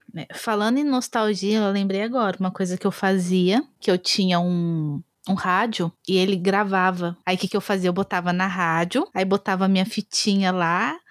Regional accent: Brazil; eu sou brasileira

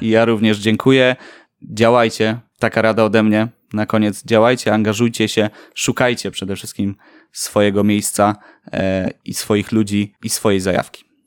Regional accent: Poznań, Greater Poland, Poland; Mieszkam tu od urodzenia

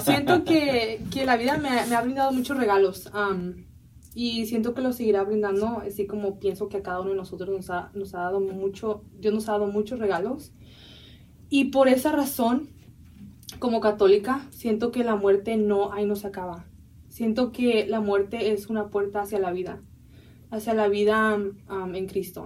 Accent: San Diego, California, United States; also born or lived in Mexico (parents' origin); crecí en los Estados Unidos

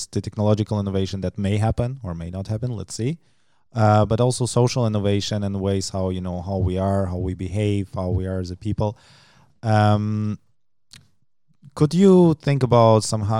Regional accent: Germany; moved away; where I grew up in Germany

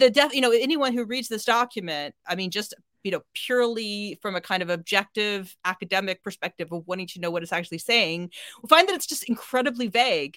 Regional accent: United States; now in United Kingdom; I'm an American

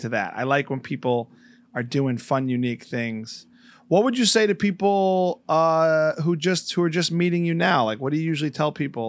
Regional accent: New Jersey, United States; also born or lived in New York; I'm from the New Jersey

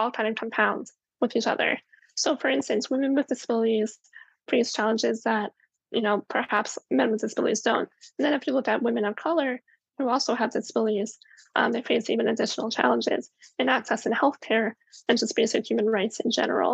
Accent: Maryland, United States; I'm from Maryland

